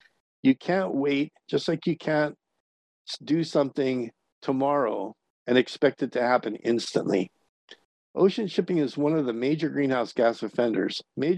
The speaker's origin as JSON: {"language": "English", "region": "Hawaii", "country": "United States", "said": "It's always been this way in my home state."}